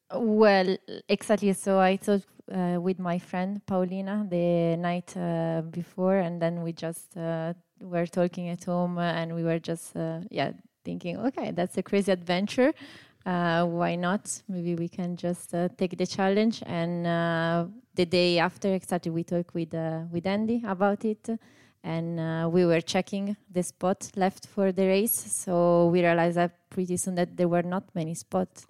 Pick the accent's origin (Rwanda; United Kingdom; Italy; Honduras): Italy; I'm from Italy